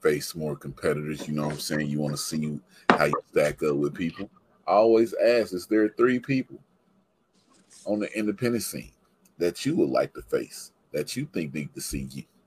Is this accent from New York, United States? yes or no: no; Mississippi, United States; I'm from Mississippi